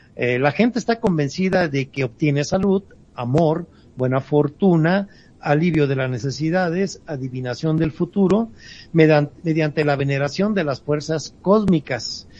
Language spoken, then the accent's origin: Spanish; Mexico; ya que somos mexicanos